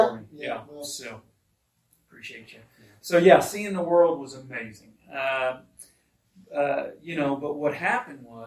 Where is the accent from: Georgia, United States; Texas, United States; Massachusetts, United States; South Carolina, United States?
Texas, United States; Northeast; also born or lived in Waco, Texas / Dallas, Texas; I was born in Texas. Grew up in Texas, graduating high school in Northeast Texas.